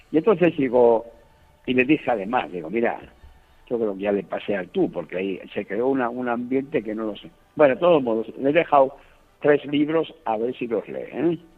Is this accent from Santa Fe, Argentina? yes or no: no; Buenos Aires, Argentina; tú sabes que los argentinos somos famosos porque nos consideramos los más grandes del mundo y si somos de Buenos Aires, mucho más grandes.